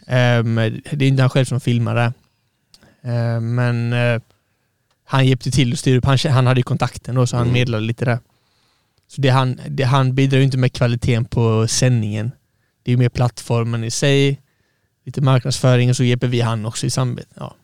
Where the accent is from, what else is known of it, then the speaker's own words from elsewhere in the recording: Halmstad, Halland County, Sweden; jag är uppvuxen i Halmstad